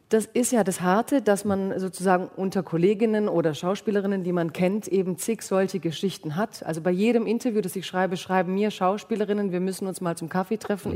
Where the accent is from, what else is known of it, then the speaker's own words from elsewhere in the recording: Baden-Württemberg, Germany; ich komme ja aus Baden-Württemberg